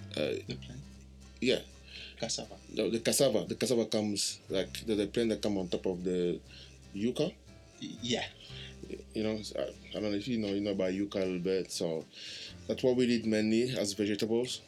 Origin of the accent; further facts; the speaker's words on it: DR Congo; moved away; I'm uh, Romeo's brother from the Republic Democratic of the Congo